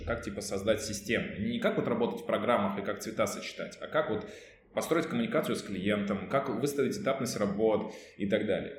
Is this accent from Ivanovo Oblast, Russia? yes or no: yes; Ivanovo, Ivanovo Oblast, Russia; moved away as an adult; now in Saint Petersburg, Russia; я был в родном городе, это город Иваново